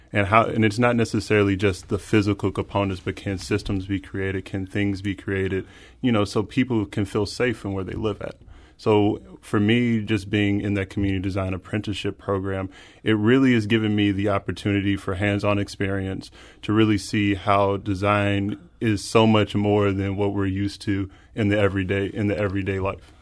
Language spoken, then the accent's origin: English; Spanish Lake, Missouri, United States; growing up in North County and Spanish Lake, and that only being about fifteen minutes away